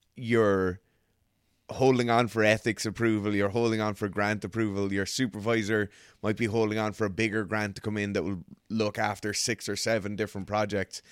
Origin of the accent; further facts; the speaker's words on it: Ireland; as Irish people